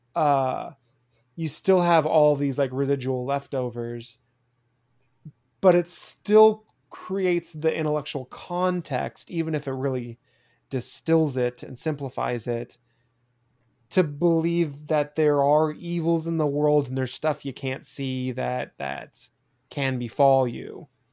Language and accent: English; United States; growing up in the States